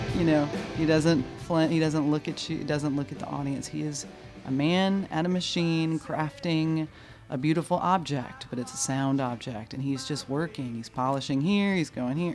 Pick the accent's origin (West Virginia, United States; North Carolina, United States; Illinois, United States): North Carolina, United States; I was from North Carolina